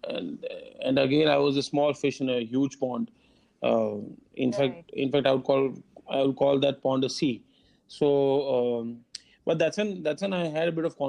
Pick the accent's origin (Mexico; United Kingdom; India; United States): India; Kerala; moved away; also born or lived in Mumbai; I am born and brought up in Kerala. So, I mean, we lived in Kerala for a long, long time. And then we had shifted to Bombay in 2000